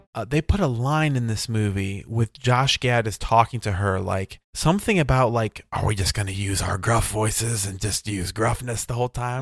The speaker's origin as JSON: {"language": "English", "country": "United States", "said": "I'm American"}